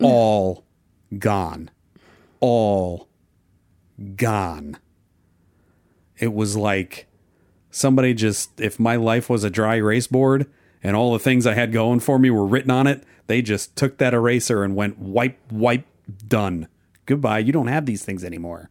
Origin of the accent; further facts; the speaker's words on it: New Jersey, United States; moved away; also born or lived in Oklahoma; I was born in New Jersey, but I've been to Oklahoma. I did school, high school in Oklahoma and a couple years of college. at Oklahoma State, and then I went back to New Jersey